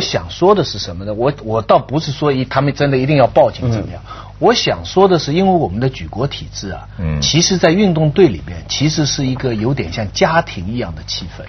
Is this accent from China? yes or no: yes; China; 我们中国人传统